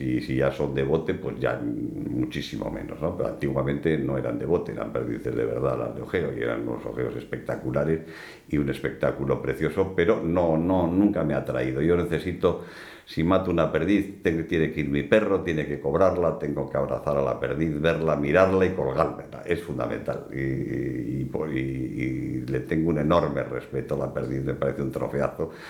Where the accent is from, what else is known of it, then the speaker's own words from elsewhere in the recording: Bilbao, Basque Country, Spain; also born or lived in Getxo / Madrid / Los Angeles / London; yo nací en, en Guecho, en Vizcaya, el 26 de agosto de 1949, o sea que tengo 70 años, ¿eh? pero me considero no de Guecho, sino me considero más de Bilbao, donde he vivido la mayor parte de mi vida